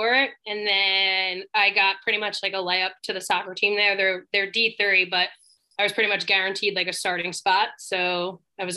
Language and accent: English; Massapequa, New York, United States; I grew up in Massapequa